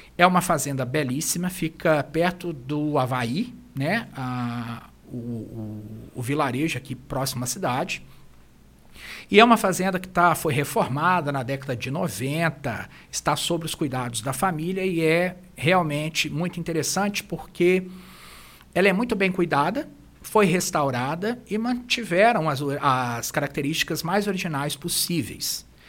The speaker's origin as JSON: {"language": "Portuguese", "country": "Brazil", "said": "como brasileiros"}